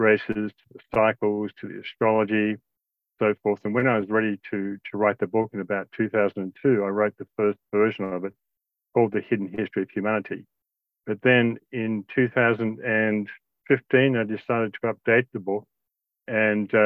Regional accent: Australia; also born or lived in Indonesia; I grew up in Australia and Indonesia

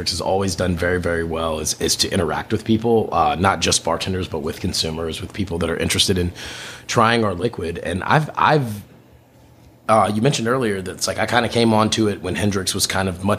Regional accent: Los Angeles, California, United States; now in New York City, United States; I was born in Los Angeles, where my family moved

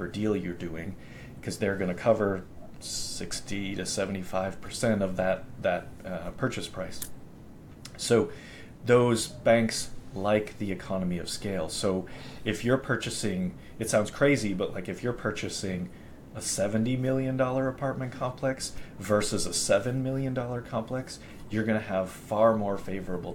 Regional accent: Boston, Massachusetts, United States; moved away; where I grew up in Boston

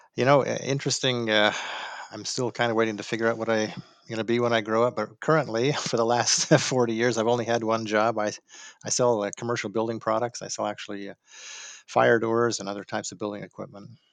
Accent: Salt Lake City, Utah, United States; moved away as an adult; now in Dallas, United States; was born in Salt Lake City

